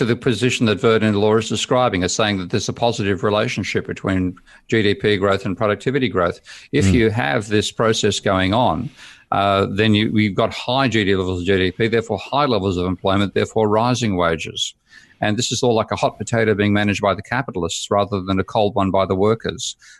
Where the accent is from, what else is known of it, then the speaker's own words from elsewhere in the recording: Australia; now in United Kingdom; from my perspective as a Aussie expat living there for 4 years, 5 years, and looking at it, I'm seeing a country turning into a third world economy